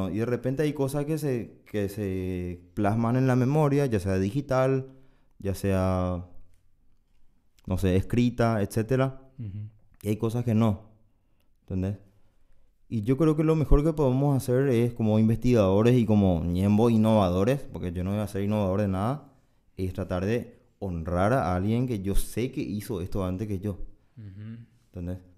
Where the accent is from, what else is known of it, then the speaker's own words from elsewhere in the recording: Paraguay; yo soy paraguayo